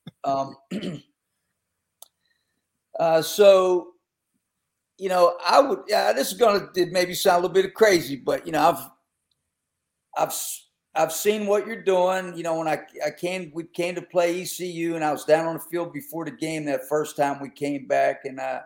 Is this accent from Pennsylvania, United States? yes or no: yes; Western Pennsylvania, United States; moved away; I grew up in Western PA